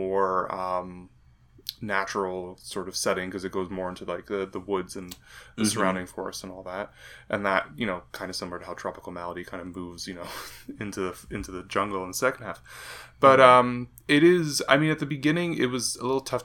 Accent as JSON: {"language": "English", "country": "Canada", "said": "as a Canadian"}